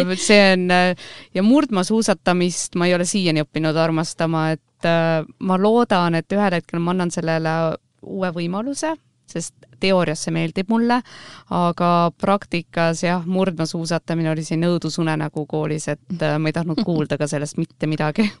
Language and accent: Estonian; Rapla, Rapla County, Estonia; moved away as an adult; also born or lived in Austria / Germany / New Zealand / United States; olen sündinud ja kasvanud Raplas